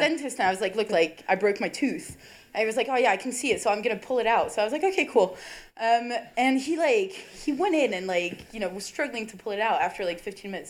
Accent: France; moved away as an adult; now in Leeds, United Kingdom; I'm French.

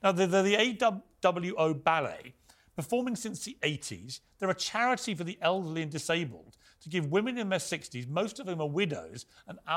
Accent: Ireland; I'm Irish. On St Patrick's Day, when everyone dresses up in green as leprechauns and stuff, I don't run around going saying I'm offended.

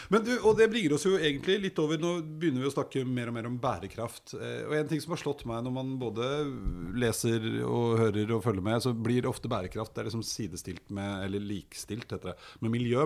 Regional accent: Oslo, Norway; jeg er jo fra Storo, ikke så innmari langt opp i høyre her, sånn. Og nede i Grefsenveien, da jeg var liten

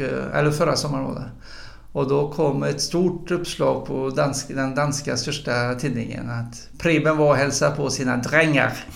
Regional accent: northern Bohuslän, Västra Götaland, Sweden; moved away as an adult; now in Gothenburg, Sweden; jag är bohuslänning. Nordbohuslänning uppifrån ett litet samhälle uppe i eh, norra Bohuslän som heter Rabalsede.

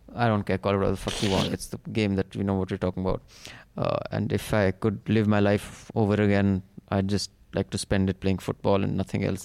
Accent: India; as an Indian

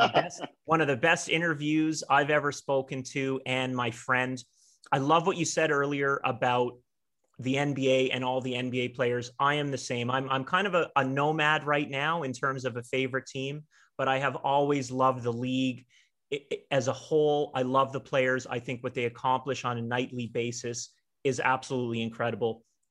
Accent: Toronto, Ontario, Canada; growing up in Toronto

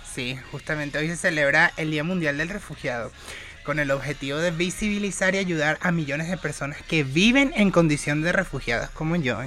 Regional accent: Venezuela; now in Mexico; soy una cantante venezolana

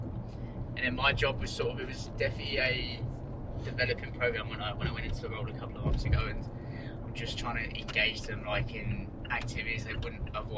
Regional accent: Northampton, East Midlands, United Kingdom; moved away as an adult; also born or lived in Melbourne, Australia; now in Sydney, Australia; Northampton, which is like East Midlands, about an hour north of London.

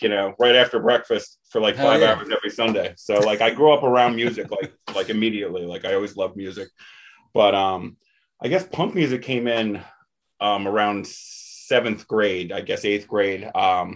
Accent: Toms River, New Jersey, United States; I grew up in Toms River, New Jersey, where I actually do live now

